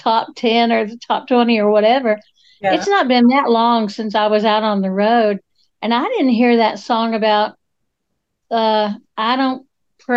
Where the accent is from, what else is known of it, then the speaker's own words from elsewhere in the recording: Appalachia, United States; as Appalachian women